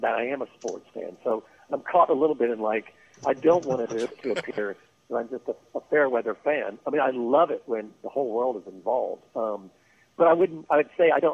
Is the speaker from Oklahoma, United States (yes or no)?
yes; Oklahoma, United States; we're from Oklahoma